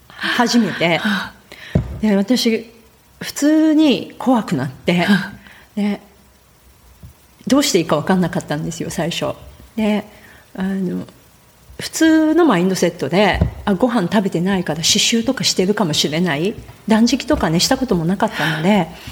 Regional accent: Nagoya, Aichi, Japan; moved away as an adult; now in Puna, Hawaii, United States; 生まれてからずっとあの名古屋の都会名古屋駅のすぐ近くで、都会で生まれ育った

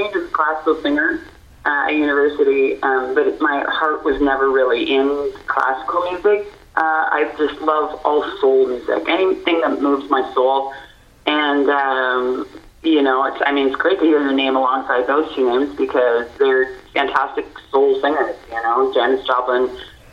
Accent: Prince Edward County, Ontario, Canada; moved away; I grew up in Prince Edward County, Ontario, and very rural community.

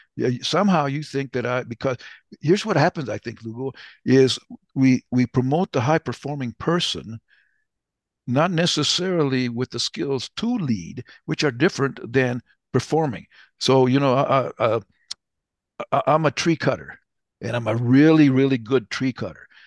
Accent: New Mexico, United States; I'm from New Mexico, so, uh, we are Latinos. I call, I'd rather have Latino than Hispanic, but I'm Chicano

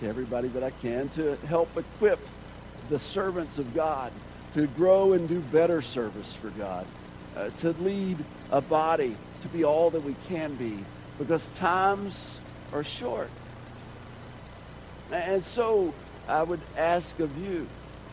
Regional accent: Georgia, United States; Growing up in Georgia

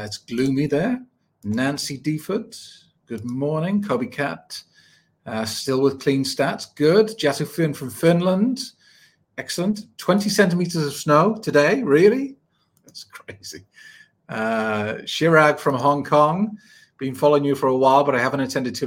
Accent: United Kingdom; I was born 1974 in the United Kingdom.

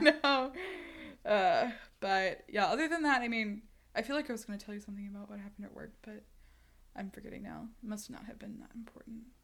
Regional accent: United States; I'm an American

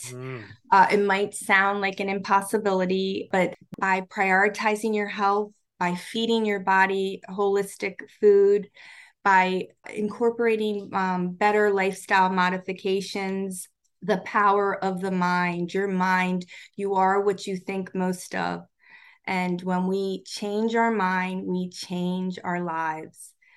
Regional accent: Baltimore, Maryland, United States

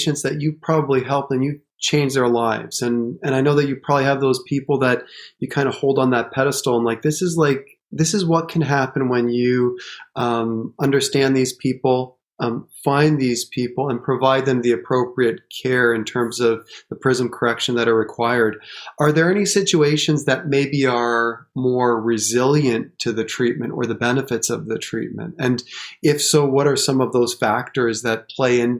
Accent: Windsor, Ontario, Canada; I grew up in Windsor, Ontario, right across the river from you

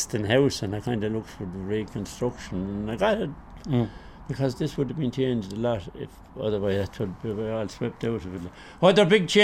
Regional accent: Clonmel, Munster, Ireland; we are originally from Anna Green

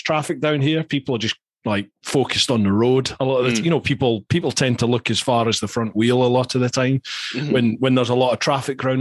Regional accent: Scotland, United Kingdom; I'm Scottish

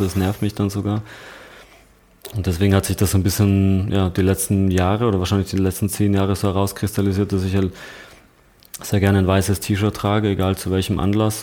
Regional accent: Landeck, Tyrol, Austria; accent: Tirolerisch; moved away; Ich komme aus Landeck heißt das. Ähm, so eine kleine 8000 Einwohnerstadt

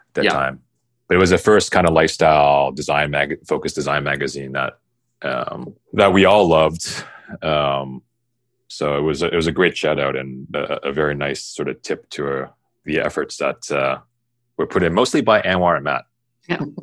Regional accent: Toronto, Ontario, Canada; I grew up in the West End of Toronto

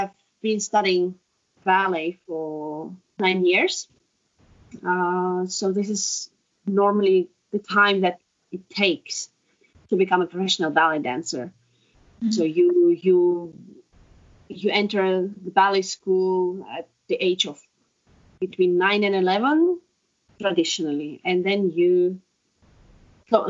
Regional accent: Estonia; Estonian-born, ex-ballet dancer

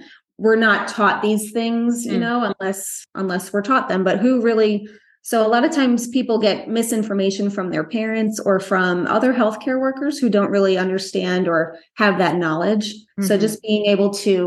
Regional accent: Long Island, New York, United States; also born or lived in Orlando, Florida; now in Brevard County, Florida, United States; I'm from Long Island, New York. I moved to Brevard County, Florida, which is in the middle of the state on the East Coast in 1999

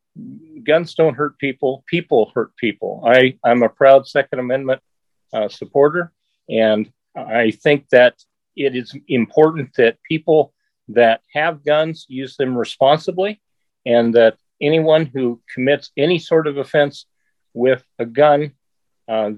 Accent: Sandy, Oregon, United States; I'm an Oregon native, and I have born and raised. I grew up out in Sandy, rural Clackamas County.

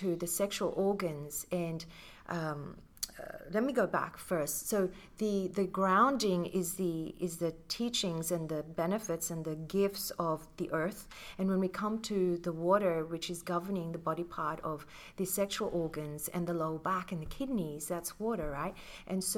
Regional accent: Philippines; I grew up being Filipina.

